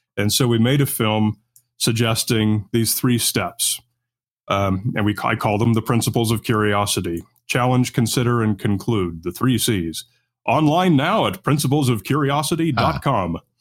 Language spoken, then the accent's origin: English; Newport Beach, California, United States; where I grew up was on the beach in the, uh, Newport Beach area, Southern California